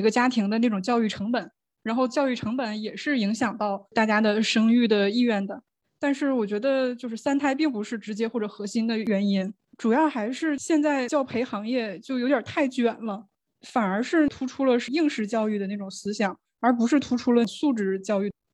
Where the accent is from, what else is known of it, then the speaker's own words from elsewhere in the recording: Shandong, China; 因为我来自山东，我们山东是教育培训的一个空白区